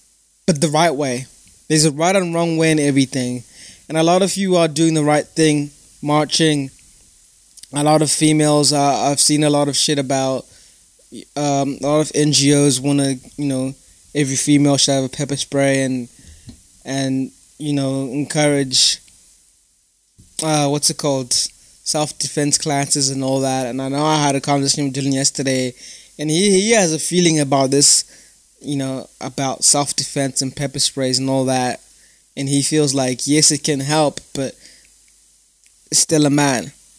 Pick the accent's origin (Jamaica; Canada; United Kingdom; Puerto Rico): United Kingdom; So, you know, I'm a citizen of the United Kingdom. I'm British.